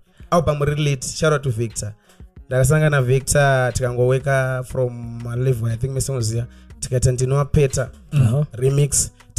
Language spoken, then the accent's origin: English; Norton, Mashonaland West, Zimbabwe; I come from Katanga. Katanga is a small town, a small ghetto, a small hood.